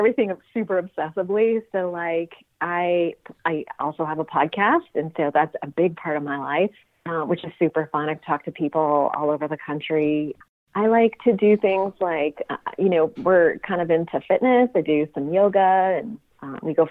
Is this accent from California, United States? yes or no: yes; Sunnyvale, California, United States; also born or lived in Cupertino; I actually grew up in Sunnyvale